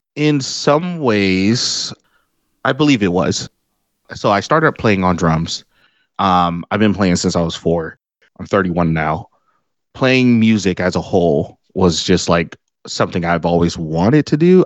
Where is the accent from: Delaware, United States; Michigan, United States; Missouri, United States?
Michigan, United States; Detroit; I drove to my old street where I was born here in Detroit